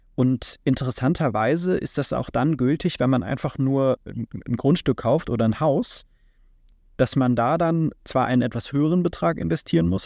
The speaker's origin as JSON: {"language": "German", "country": "Germany", "also_born_or_lived": "Japan", "said": "wir als Deutsche"}